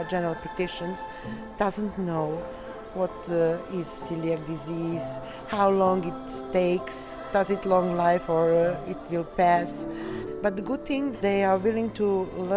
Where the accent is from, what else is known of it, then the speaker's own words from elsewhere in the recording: Serbia; I'm from Serbia.